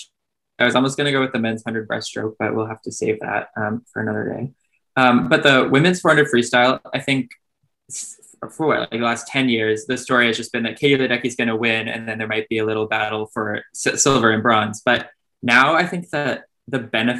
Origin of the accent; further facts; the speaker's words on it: Canada; because I'm a Canadian